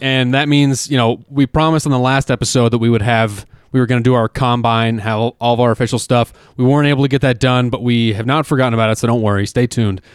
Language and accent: English; Denver, Colorado, United States; We're from Denver